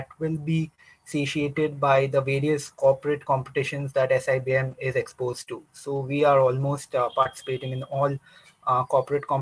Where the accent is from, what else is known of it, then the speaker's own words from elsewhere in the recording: Kolkata, West Bengal, India; moved away as an adult; also born or lived in Manipal / Pune; I'm from Calcutta. I've been born and brought up out here